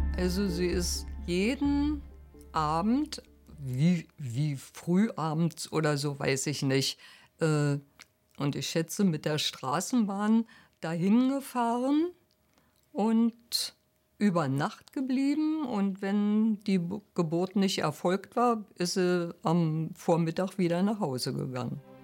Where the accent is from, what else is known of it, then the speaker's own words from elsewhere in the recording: Berlin, Germany; ich bin im Reichstagsgebäude geboren